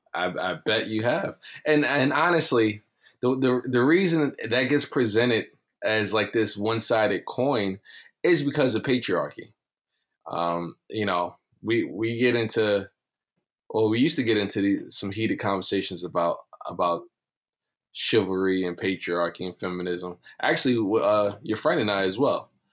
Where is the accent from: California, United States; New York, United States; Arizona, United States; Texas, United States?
New York, United States; New York City; I am from Brownsville.